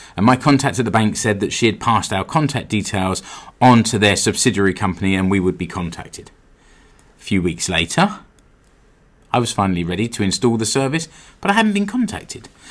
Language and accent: English; United Kingdom; now in Seinäjoki, Finland; I'm British